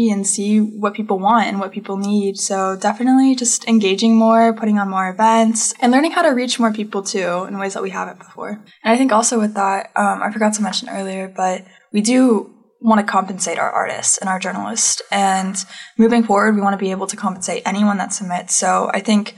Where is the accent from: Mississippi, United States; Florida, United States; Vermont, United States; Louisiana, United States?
Florida, United States; now in Arkansas, United States; growing up in Florida and being an activist and then coming to Arkansas